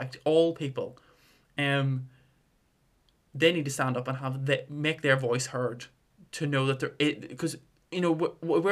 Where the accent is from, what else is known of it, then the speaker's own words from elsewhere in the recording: Armagh, Northern Ireland, United Kingdom; I come from Armagh, really small town